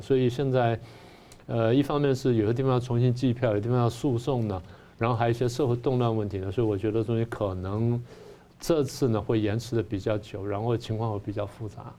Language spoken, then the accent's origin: Chinese; Taiwan; 我们台湾人